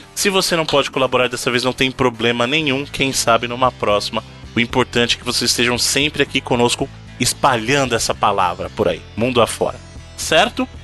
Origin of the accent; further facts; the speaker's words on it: Bahia, Brazil; accent: baiano; moved away; also born or lived in Minas Gerais; Eu sou baiano com muito orgulho